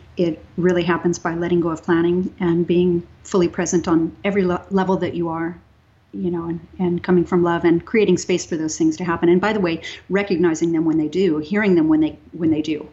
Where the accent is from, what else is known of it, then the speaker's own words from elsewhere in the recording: Texas, United States; I grew up in Texas